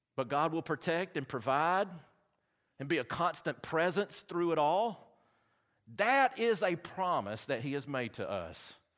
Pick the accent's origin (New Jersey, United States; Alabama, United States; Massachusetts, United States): Alabama, United States; accent: Southern; I'm from Alabama.